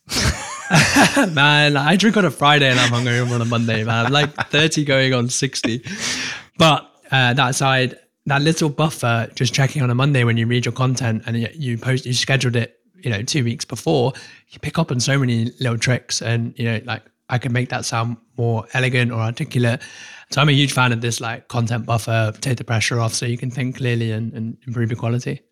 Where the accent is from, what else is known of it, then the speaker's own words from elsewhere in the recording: United Kingdom; I'm British